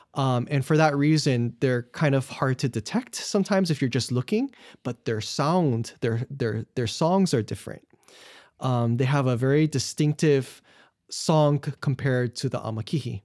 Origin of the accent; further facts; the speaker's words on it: Wahiawa, Hawaii, United States; I'm from Wahiawa, no Oahu, which is in the middle of the island